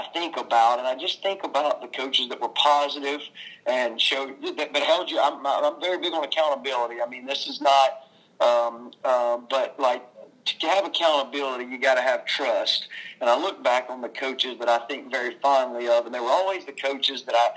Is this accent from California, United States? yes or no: no; Childersburg, Alabama, United States; I grew up in small town Alabama. You probably wouldn't have ever thought that from my accent. I'm from Childersburg, Alabama